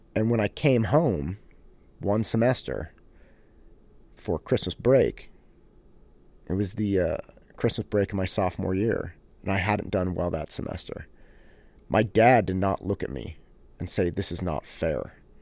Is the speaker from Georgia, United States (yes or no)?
no; Concord, California, United States; I grew up in Concord